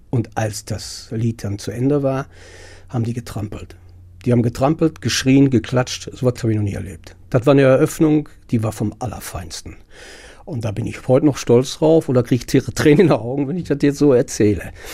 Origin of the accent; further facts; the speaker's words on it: Herne, North Rhine-Westphalia, Germany; ich fühle mich auch als Wanne Eickeler, geboren in Wanne Eickel